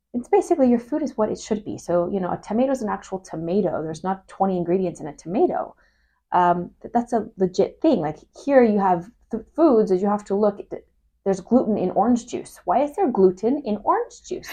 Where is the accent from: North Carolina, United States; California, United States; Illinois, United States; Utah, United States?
California, United States; Humboldt County; I'm from Humboldt County.